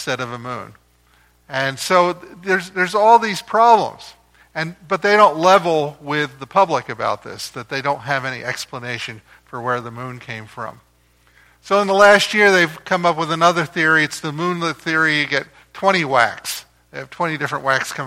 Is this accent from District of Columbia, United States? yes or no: no; New Jersey, United States; I grew up in New Jersey, right across the river from Philadelphia